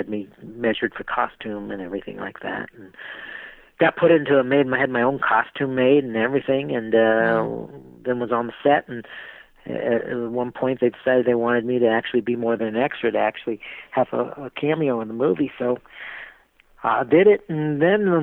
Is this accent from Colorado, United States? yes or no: yes; Denver, Colorado, United States; here in my hometown of Denver, Colorado